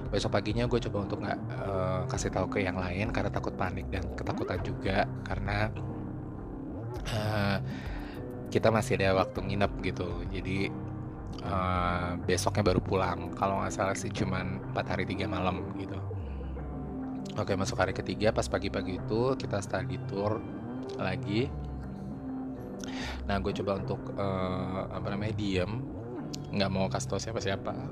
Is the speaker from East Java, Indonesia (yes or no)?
no; Jakarta, Indonesia; accent: Jakarta; jadi gue ini orang Ambon tapi gue lama dan besar dan lahir di Jakarta jadi ya kalian juga udah bisa dengarkan dialek gue nggak ada ambon-ambonnya malah udah Jakarta banget ya